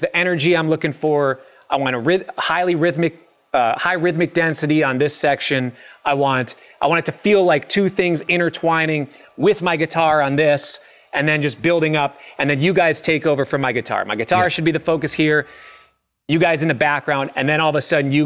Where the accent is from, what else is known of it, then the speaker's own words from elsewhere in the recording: Minneapolis, Minnesota, United States; I grew up in Minneapolis